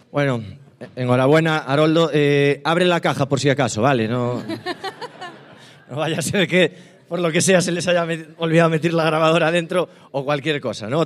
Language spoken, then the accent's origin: Spanish; Galicia, Spain; vengo de Galicia con los bolsillos vacíos y una maleta cargada de sueños e ilusiones